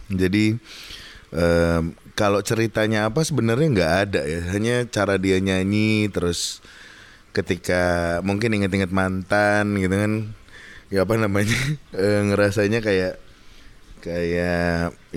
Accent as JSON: {"language": "Indonesian", "region": "Java", "country": "Indonesia", "said": "jadi kalau gue orang Jawa itu ada bahasanya jangan terlalu seneng, jangan terlalu sedih, jangan terkagetan gitu."}